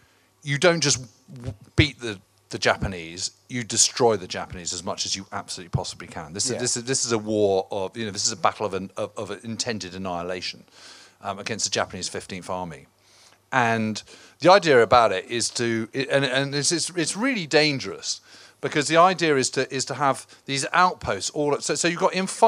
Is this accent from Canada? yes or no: no; England, United Kingdom; Obviously, being a Brit here in England on a summer's evening, I'm very happy with that.